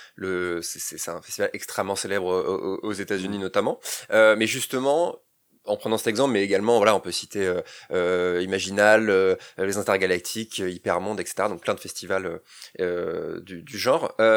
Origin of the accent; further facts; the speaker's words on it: Rennes, Brittany, France; Nous on est Rennais d'origine